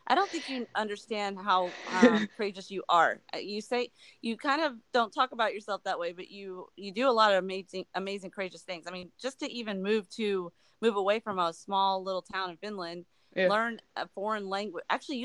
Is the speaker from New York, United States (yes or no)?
yes; New York, United States; I'm from New York, and so I get it. Right. I have a lot of family up there